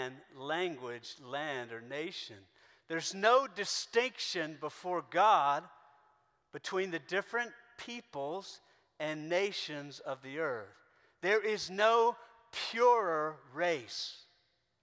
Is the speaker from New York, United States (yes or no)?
no; South Carolina, United States; I grew up in South Carolina.